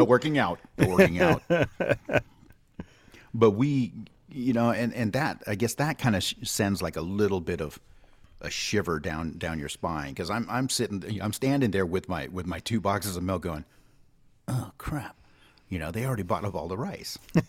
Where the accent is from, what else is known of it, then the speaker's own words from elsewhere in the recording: Hawaii, United States; But hey, as a Hawaiian, once you see the rice shelf start emptying.